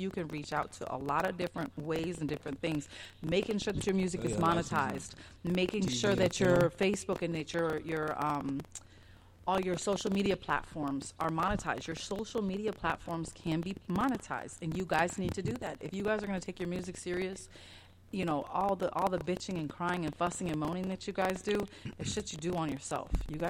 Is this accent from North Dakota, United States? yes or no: no; Chicago, Illinois, United States; I'm from Chicago, but Missouri, the show me state.